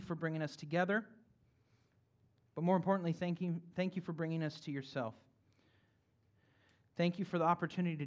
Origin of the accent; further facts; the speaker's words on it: California, United States; first language English; moved away; my hometown in California